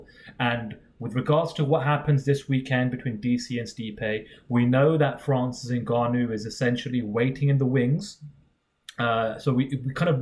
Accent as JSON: {"language": "English", "region": "England", "country": "United Kingdom", "said": "part of being British"}